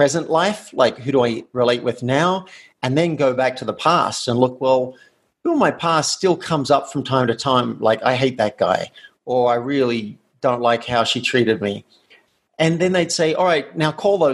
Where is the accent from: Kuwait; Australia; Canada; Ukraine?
Australia; moved away as an adult; I grew up in Australia in a country town where it did not pay to be different.